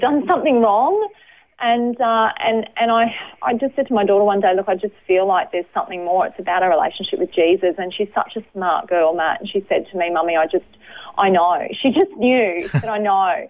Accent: Brisbane, Queensland, Australia; I was born in Brisbane, um, lived over the north side of Brisbane in Hendra

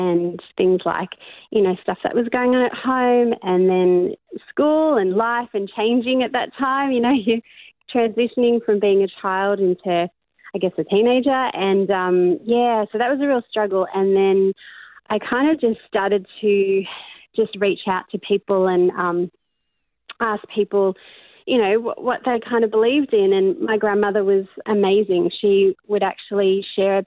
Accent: Australia; born or raised there; also born or lived in Cape Town, South Africa / Melbourne, Australia

